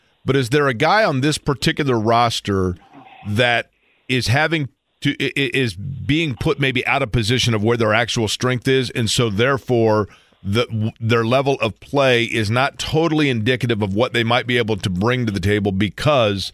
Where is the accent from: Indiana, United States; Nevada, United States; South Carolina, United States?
Indiana, United States; I grew up in Indiana